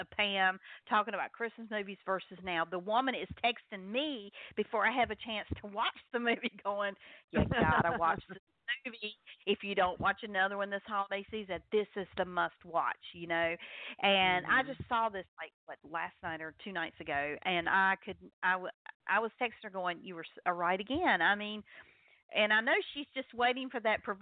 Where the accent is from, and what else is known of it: North Carolina, United States; accent: Southern